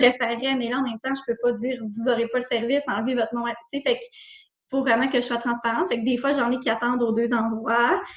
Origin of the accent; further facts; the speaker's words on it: Roberval, Quebec, Canada; je suis revenue tout de suite dans ma région. Parce que dans le fond, je venais de Roberval, puis je voulais vraiment revenir pratiquer dans ma région.